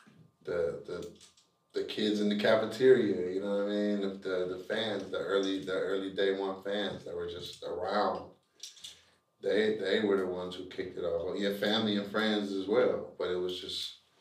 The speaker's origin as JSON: {"language": "English", "town": "Cleveland", "region": "Ohio", "country": "United States", "said": "I'm from Cleveland, Ohio"}